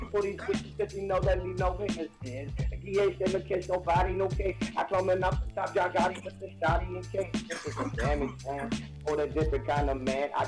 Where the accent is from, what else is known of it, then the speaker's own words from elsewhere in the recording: Kansas City, United States; I'm from Kansas City alien.